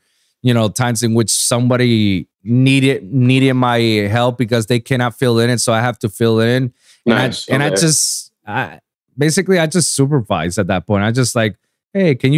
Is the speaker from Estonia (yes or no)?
no; Puerto Rico; moved away as an adult; now in Miami, United States; I'm from Puerto Rico, you know? Been there for my whole life. And 8 years ago, I moved down here to Miami to go to that school after I finished school